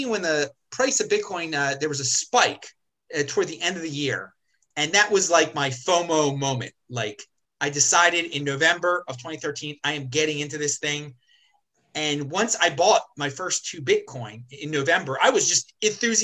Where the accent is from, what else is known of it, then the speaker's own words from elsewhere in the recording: Baltimore, Maryland, United States; my hometown of Baltimore City